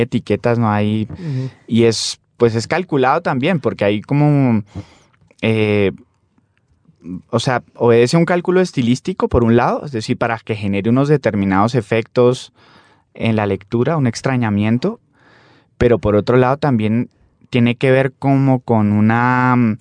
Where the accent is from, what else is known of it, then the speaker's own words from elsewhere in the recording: Popayán, Cauca, Colombia; also born or lived in Cali; yo nací en Popayán, viví muchos años en Popayán, pero de manera salteada también pero siempre por la familia de mi padre que son caleños, yo pues también incluso viví en Cali también un tiempo